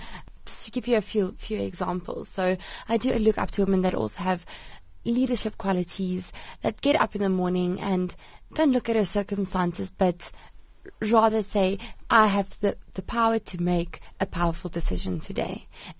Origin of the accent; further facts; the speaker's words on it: Sedgefield, Western Cape, South Africa; I'm South African